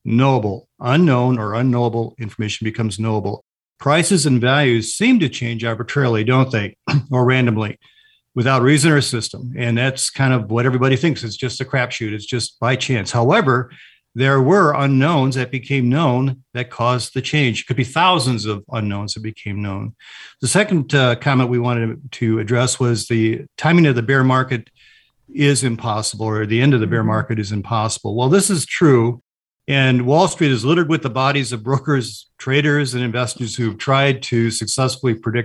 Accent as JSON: {"language": "English", "town": "Chicago", "region": "Illinois", "country": "United States", "tie": "born or raised there", "said": "when I grew up in Chicago"}